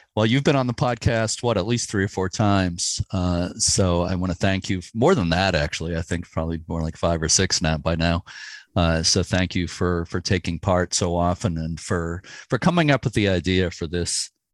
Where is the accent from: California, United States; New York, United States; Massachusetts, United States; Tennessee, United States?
Massachusetts, United States; Lynn; I grew up in Lynn, Massachusetts, just north of Boston on the North Shore